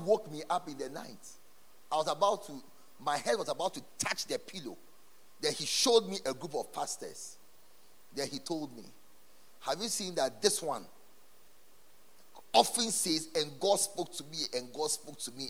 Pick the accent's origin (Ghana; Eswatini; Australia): Ghana; our country, Ghana